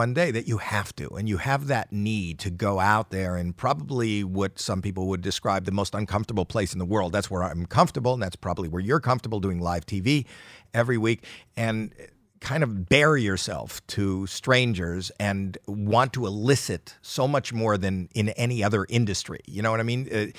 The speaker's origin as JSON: {"language": "English", "country": "Canada", "said": "I'm Canadian."}